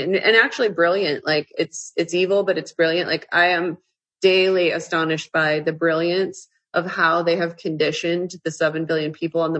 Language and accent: English; Washington, District of Columbia, United States; also born or lived in Utah; now in Florida, United States; I grew up in Washington, D.C.